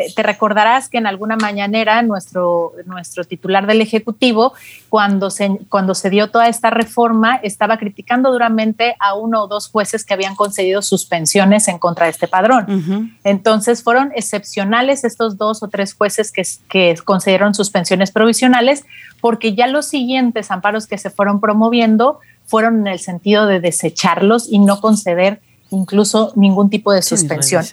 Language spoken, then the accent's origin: Spanish; Mexico; como mexicanos usuarios de telefonía móvil